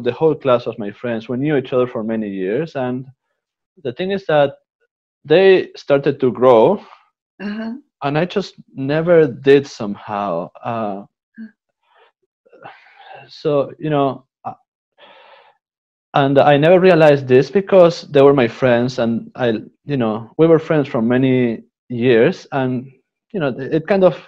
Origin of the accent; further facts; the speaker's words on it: Uruguay; English is a second language; also born or lived in Canada / Italy; now in Assisi, Italy; I was born in Uruguay